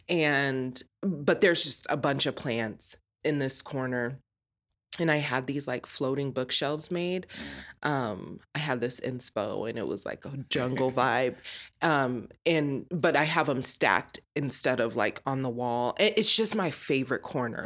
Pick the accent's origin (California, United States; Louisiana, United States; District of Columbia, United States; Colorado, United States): Colorado, United States; born and raised in Colorado